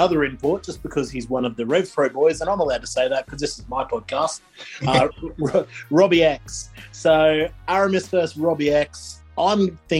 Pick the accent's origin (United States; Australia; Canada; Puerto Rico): Australia; now in United Kingdom; I'm from Australia where like Nitro was even more accessible than Raw on TV.